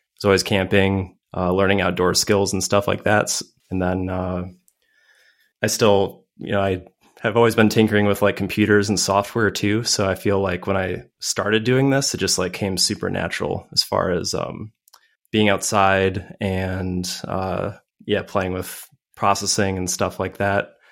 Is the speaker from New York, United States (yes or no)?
no; Madison, Wisconsin, United States; I am a nerd from Madison, Wisconsin